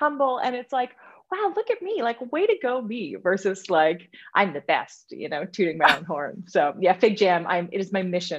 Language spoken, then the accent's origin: English; Canada; also born or lived in Australia; When I lived in Australia, I would say I'm Canadian. When I was in Amsterdam, because most of my friends were Australian, I would say I'm originally Canadian, but I lived in Australia for a long time.